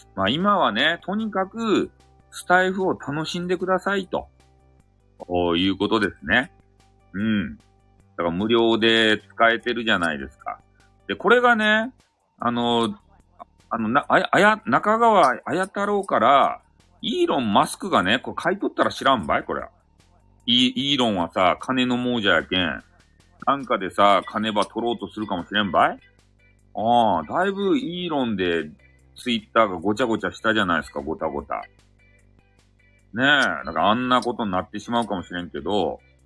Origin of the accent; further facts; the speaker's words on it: Hakata, Fukuoka, Japan; accent: Hakata dialect; 博多弁昔話があるよ。あの、俺がやりよっちゃけど